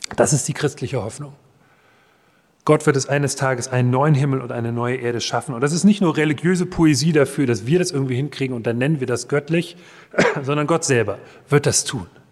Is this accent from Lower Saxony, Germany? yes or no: no; Marburg, Hesse, Germany; in meiner Heimatstadt Marburg